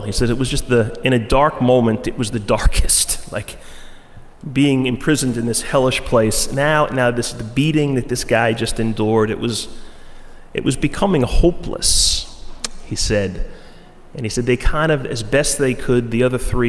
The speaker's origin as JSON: {"language": "English", "town": "Floral Park", "region": "New York", "country": "United States", "tie": "born or raised there", "said": "a guy I grew up with in Floral Park"}